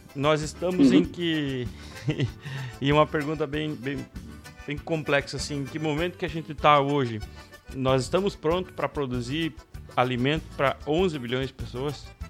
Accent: Alpestre, Rio Grande do Sul, Brazil; Eu, eu que nasci lá em Alpestre

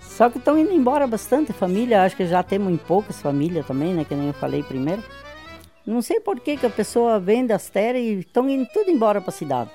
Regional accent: São Brás, Paraná, Brazil; also born or lived in Ponte Serrada, Santa Catarina; Eu tinha cinco anos, faz 69 anos que nós viemos de, de Santa Catarina pro Paraná, e daqui nós não saímos.

